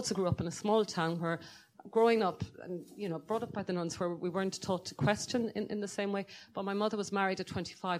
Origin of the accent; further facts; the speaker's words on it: Ireland; I am so advantaged by being Irish